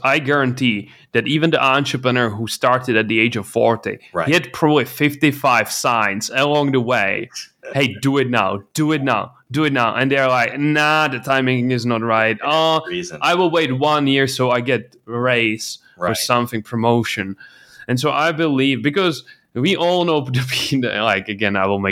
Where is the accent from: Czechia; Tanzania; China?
Czechia; English is a second language; I come from the Czech Republic. My parents are normal employees.